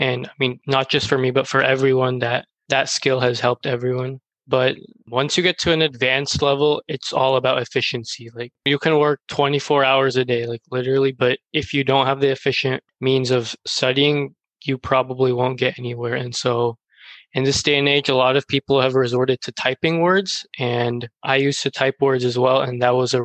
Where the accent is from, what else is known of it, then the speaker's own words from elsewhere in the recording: Texas, United States; I'm from Texas